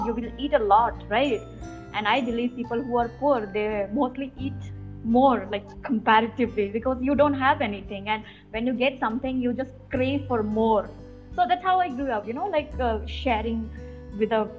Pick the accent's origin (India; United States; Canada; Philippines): India; Roing, Arunachal Pradesh; moved away as an adult; now in Hyderabad, India; I come from the headquarters, which is called Roing.